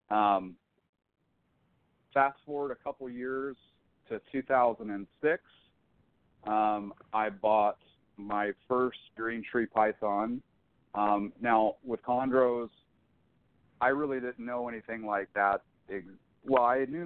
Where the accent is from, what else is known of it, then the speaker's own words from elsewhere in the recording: Jacksonville, Florida, United States; moved away as an adult; now in Northern California, United States; I'm a Florida native. I grew up in Jacksonville, Florida. I currently live in Northern California.